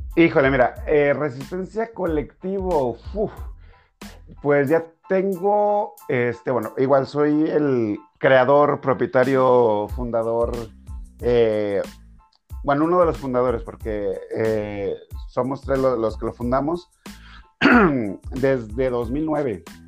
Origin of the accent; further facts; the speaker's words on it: Durango, Mexico; soy de Durango.